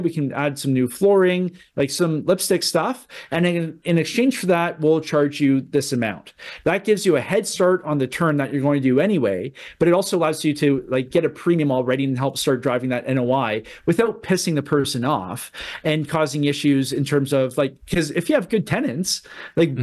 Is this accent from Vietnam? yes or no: no; Canada; as a Canadian